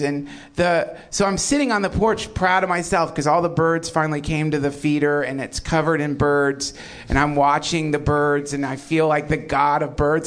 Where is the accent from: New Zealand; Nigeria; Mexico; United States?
United States; the South; When I was a kid, I grew up in the South